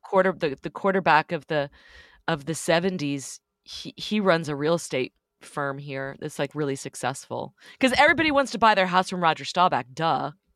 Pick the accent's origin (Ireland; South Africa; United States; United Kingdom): United States; Dallas, Texas; moved away as an adult; also born or lived in New York; I grew up in Dallas, kinda wanting to live anywhere else